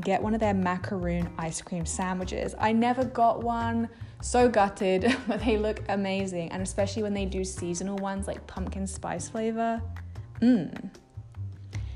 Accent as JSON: {"language": "English", "region": "England", "country": "United Kingdom", "said": "I'm from England"}